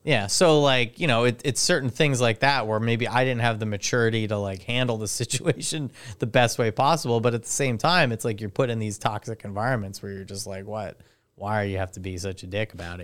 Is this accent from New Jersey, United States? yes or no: yes; Highlands, New Jersey, United States; I'm from Highlands